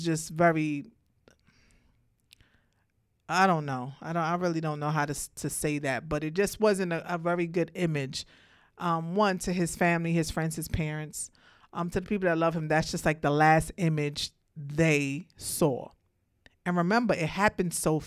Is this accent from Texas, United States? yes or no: no; Brooklyn, New York, United States; I'm from Brooklyn